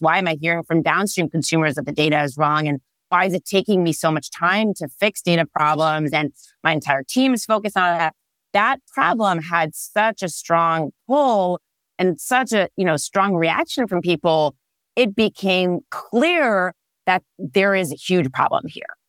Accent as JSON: {"language": "English", "country": "Israel", "tie": "born or raised there", "second_language": "English", "moved": "as an adult", "lives_now": "California, United States", "said": "I am originally born and raised in Israel"}